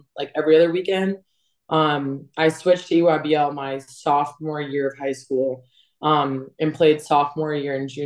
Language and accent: English; Massachusetts, United States; moved away as an adult; also born or lived in New Hampshire / Miami; I grew up in Mass